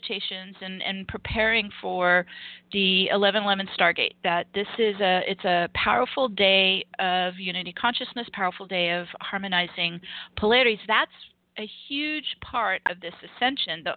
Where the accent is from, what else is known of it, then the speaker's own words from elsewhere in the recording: Los Angeles, California, United States; moved away; I'm from Los Angeles.